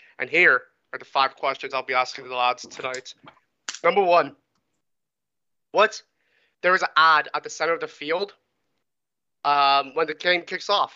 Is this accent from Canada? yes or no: yes; Canada; I am Canadian